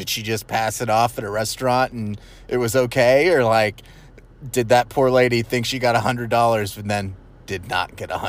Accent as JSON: {"language": "English", "town": "Arlington", "region": "Texas", "country": "United States", "tie": "born or raised there", "said": "growing up in Arlington, I never saw a bank with bulletproof glass, and nor have I recently."}